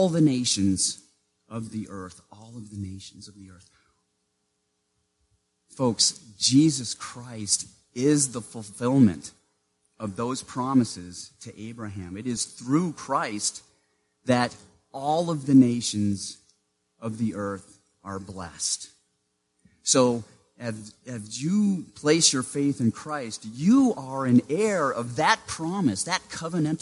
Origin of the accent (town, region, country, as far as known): Maine, United States; born or raised there